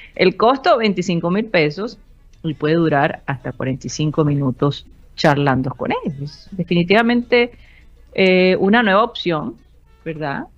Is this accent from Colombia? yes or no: yes; Colombia; se transmite desde la ciudad de Barranquilla, Colombia, South America, la capital deportiva de nuestro país